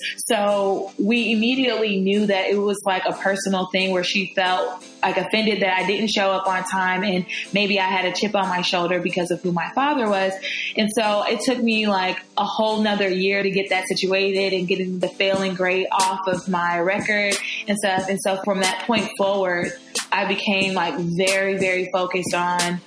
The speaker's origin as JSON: {"language": "English", "town": "Atlanta", "region": "Georgia", "country": "United States", "tie": "born or raised there", "said": "I was born and raised in Atlanta"}